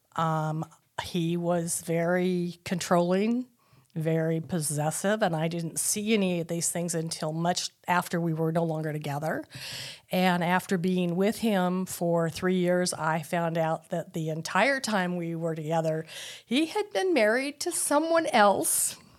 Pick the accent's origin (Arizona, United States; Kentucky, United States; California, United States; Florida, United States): Arizona, United States; Tucson; I was born in, um, nineteen fifty-one in Tucson, Arizona.